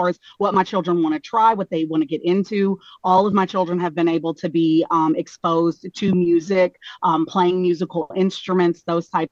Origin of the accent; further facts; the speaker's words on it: Bullard, Texas, United States; moved away as an adult; now in East Coast, United States; I'm originally from a small town in Texas, Bullard, Texas